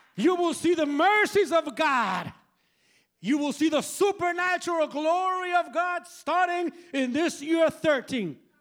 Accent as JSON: {"language": "English", "town": "San Juan", "country": "Puerto Rico", "moved": "yes", "said": "I am originally from Puerto Rico. Como San Juan, Puerto Rico."}